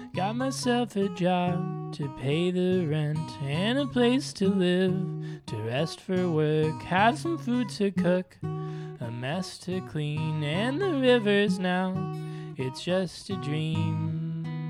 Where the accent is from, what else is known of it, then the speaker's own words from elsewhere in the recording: Chicago, Illinois, United States; now in New York, United States; when I moved to New York, I'm from Chicago